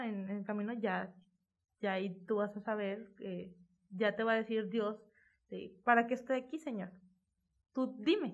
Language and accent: Spanish; Monterrey, Nuevo León, Mexico; aquí en Nuevo León